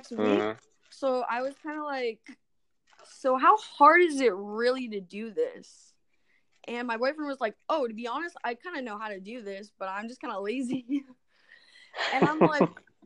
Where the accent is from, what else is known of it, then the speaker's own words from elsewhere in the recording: Avalon, California, United States; also born or lived in Los Angeles; I grew up on Catalina Island and I moved over to Los Angeles when I was 18